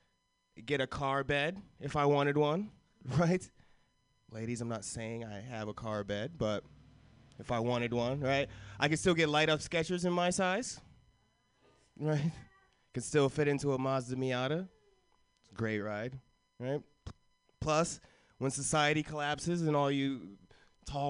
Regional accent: Florida, United States; I grew up in Florida

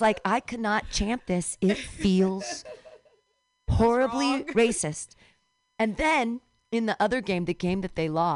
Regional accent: California, United States; I can legitimately claim California as a birthright in that I've never paid rent. I've never lived outside of California

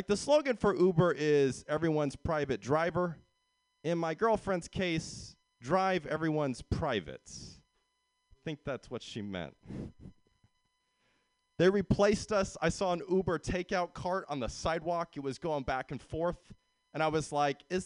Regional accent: San Jose, California, United States; also born or lived in Sweden; I'm from San Jose

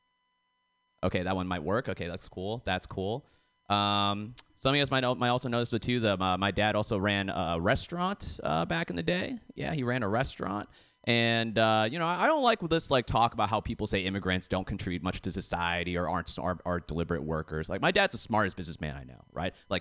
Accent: Canton, Massachusetts, United States; I grew up in Boston, I grew up in a specific town. It's called Canton

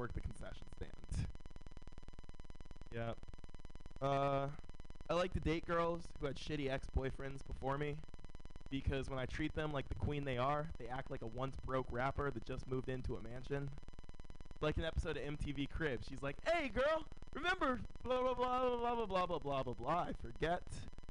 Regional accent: San Francisco, California, United States; Born and raised in San Francisco.

